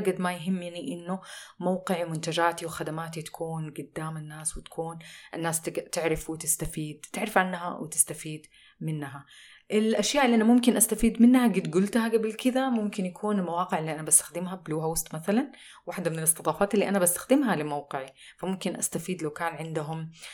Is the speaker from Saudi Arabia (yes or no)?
yes; Saudi Arabia; عندنا في السعودية